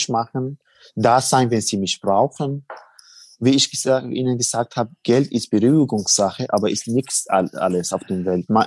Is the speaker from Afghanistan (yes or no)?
yes; Helmand, Afghanistan; German is a second language; now in Germany; Also ich bin, also ich war im Helmund äh, bei meinem Heimatland im Krieg ehrenamtlich ja.